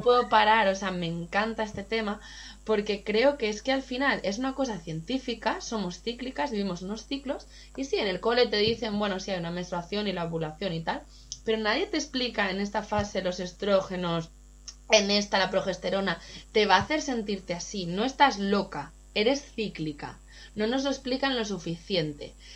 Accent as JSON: {"language": "Spanish", "town": "Gijón", "region": "Asturias", "country": "Spain", "also_born_or_lived": "Berlin / London / Barcelona", "moved": "yes", "said": "yo soy de Gijón"}